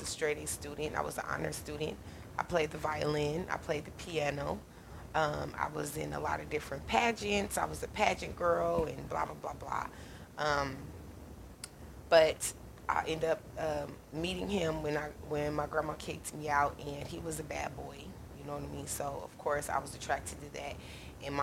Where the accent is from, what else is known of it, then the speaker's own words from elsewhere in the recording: Omaha, Nebraska, United States; I live in Omaha, Nebraska, born and raised in Omaha, Nebraska